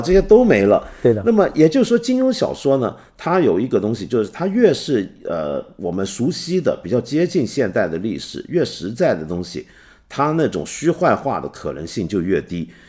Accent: Hong Kong; also born or lived in Taiwan; 我作为一个香港人，我小时候就总在想

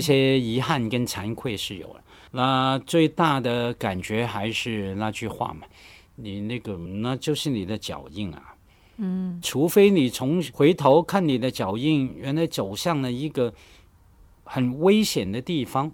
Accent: Hong Kong; accent: Hong Kong-accented Mandarin (港普); Chinese is a second language; 我们在香港从小受教育，在我那个年代，很好玩的，你应该也知道哈，我们学校教育考试都可以用粤语来读唐诗、背唐诗等等，所以很习惯用粤语来读规范的汉语

